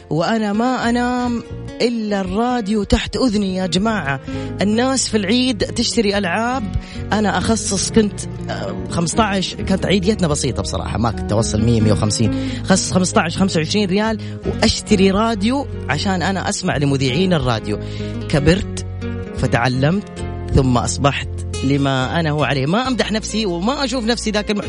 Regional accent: Aleppo, Aleppo Governorate, Syria; now in Jeddah, Saudi Arabia; انا سوري بس آه، مقيم بجده من جديد

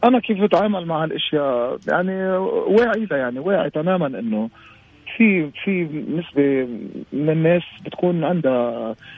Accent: Lebanon; عندنا بلبنان

